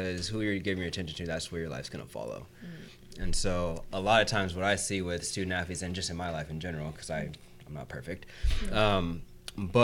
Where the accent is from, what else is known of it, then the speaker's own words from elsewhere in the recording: Southern California, United States; now in Orlando, United States; that's where I live right now. I'm from Southern California